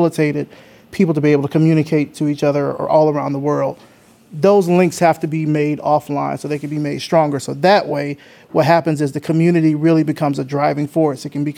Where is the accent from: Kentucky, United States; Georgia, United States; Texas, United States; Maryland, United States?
Georgia, United States; Atlanta; I mean, I come from Atlanta, so I'm biased.